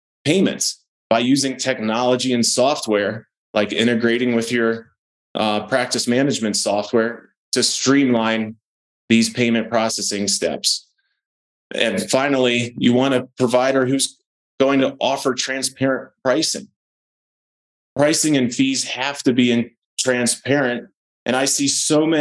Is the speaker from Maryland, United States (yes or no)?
yes; Maryland, United States; moved away as an adult; now in Colorado, United States; I moved here from Maryland in 2008. I grew up there.